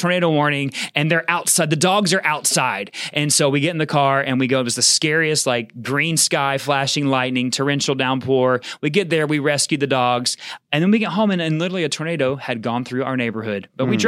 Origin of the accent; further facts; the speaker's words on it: the South, United States; Being from the South